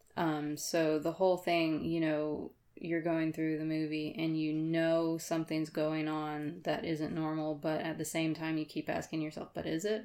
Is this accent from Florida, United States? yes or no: yes; Florida, United States; moved away; also born or lived in Madison County, Georgia; I was from Florida